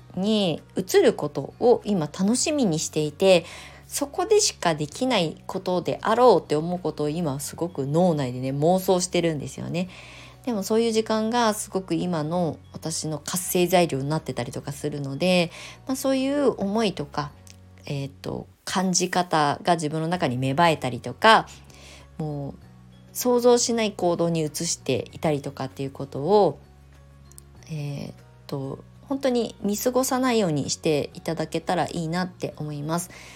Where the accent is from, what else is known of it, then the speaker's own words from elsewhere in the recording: Kasama, Ibaraki, Japan; moved away as an adult; also born or lived in Shonan, Kanagawa; now in Kasama, Japan; U ターンしてきて地元に帰ってきて来るって決めた時っていうのは不安しかなかったんですよ。